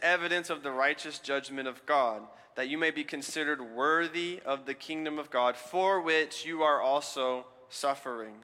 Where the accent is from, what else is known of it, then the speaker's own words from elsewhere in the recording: Alabama, United States; moved away; I'm from Alabama